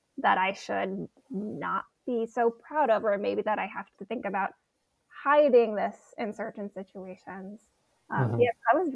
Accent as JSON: {"language": "English", "region": "Hawaii", "country": "United States", "tie": "born or raised there", "said": "Growing up in Hawaii, I think now about how lucky I was to grow up there."}